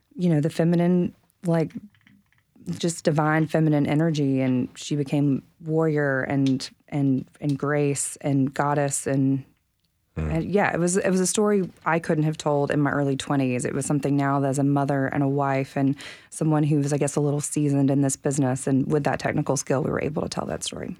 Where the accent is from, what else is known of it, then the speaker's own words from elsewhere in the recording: the South, United States; now in Nashville, United States; I'm from the South